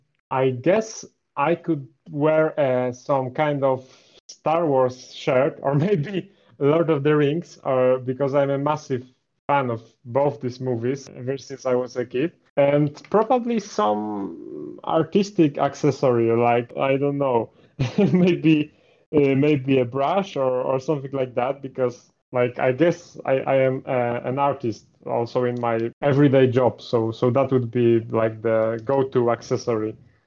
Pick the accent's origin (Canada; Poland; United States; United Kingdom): Poland; So I'm actually from Poland. I don't think many people know that, as I don't really advertise that in my builds. And most of the descriptions are in English. So, yeah, I'm from Poland. I'm 26 years old.